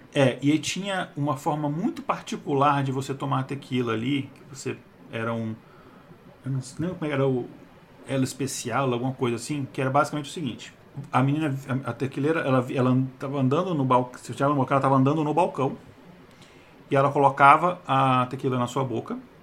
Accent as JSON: {"language": "Portuguese", "country": "Brazil", "said": "a gente é brasileiro"}